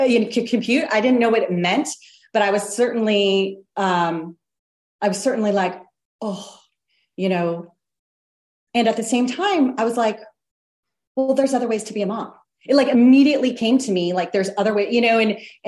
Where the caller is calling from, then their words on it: France; I should say that I'm joining you from France.